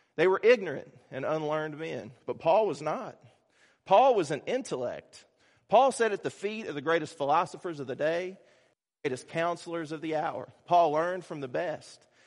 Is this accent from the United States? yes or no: yes; Kentucky, United States; A lot of people who know me know I'm from Kentucky